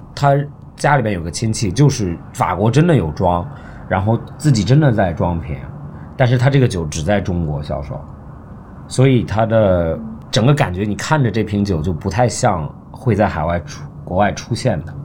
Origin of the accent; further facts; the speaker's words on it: Melbourne, Victoria, Australia; moved away; 我在墨尔本长大的，就墨尔本，澳大利亚